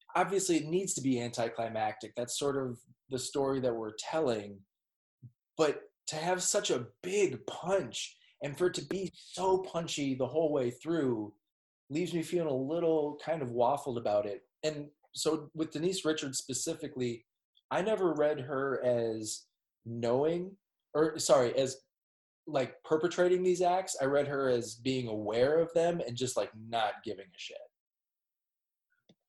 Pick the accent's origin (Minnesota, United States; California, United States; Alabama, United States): Minnesota, United States; Minneapolis; I'm from Minneapolis, Minnesota